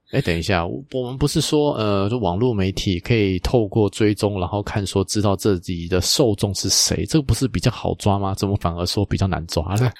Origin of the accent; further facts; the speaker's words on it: Taiwan; 我们台湾这边